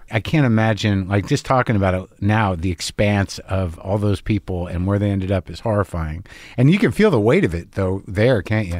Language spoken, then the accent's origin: English; New Mexico, United States; moved away; I grew up in New Mexico